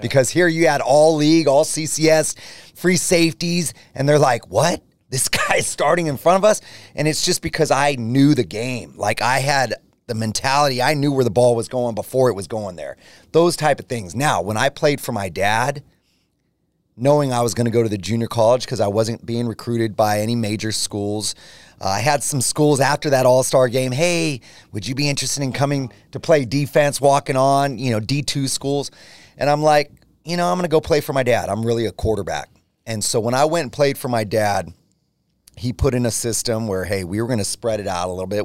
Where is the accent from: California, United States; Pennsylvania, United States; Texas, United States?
California, United States; Gilroy; growing up in Gilroy, small, small town community, everybody knew each other.